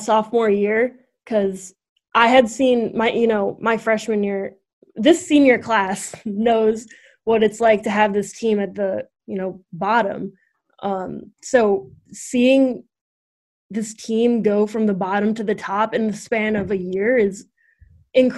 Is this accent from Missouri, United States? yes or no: yes; Missouri, United States; moved away as an adult; now in Fairfield, United States; I'm from Missouri